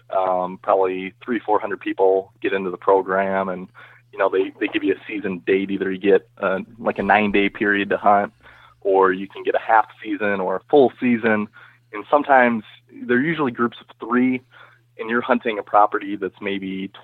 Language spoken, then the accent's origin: English; Illinois, United States; I am from Northern Illinois, and I work for a company called Abbott Labs.